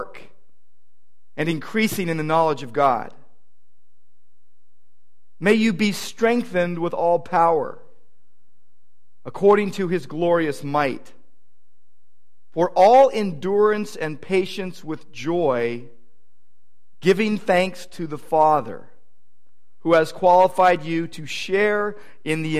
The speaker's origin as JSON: {"language": "English", "town": "Downey", "region": "California", "country": "United States", "tie": "born or raised there", "also_born_or_lived": "Irvine", "said": "my hometown in Downey"}